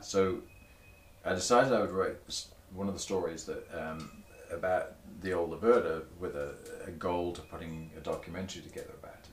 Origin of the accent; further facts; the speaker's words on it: Torbay, South West England, United Kingdom; moved away; I grew up in a seaside town that was very much bed and breakfast hotels during the summer